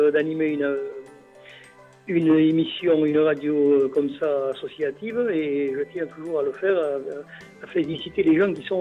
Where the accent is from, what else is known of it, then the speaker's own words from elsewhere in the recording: Bayonne, Nouvelle-Aquitaine, France; j'expose à nouveau chez moi à Bayonne. Nul n'est prophète en son pays. J'ai beaucoup exposé à l'étranger, à Paris notamment, qui n'est pas l'étranger, mais euh, hors de ma ville.